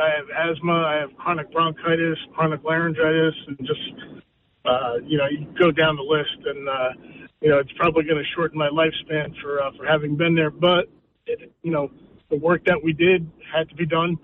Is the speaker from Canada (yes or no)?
yes; Cape Breton Island, Nova Scotia, Canada; now in New Jersey, United States; I'm originally from Nova Scotia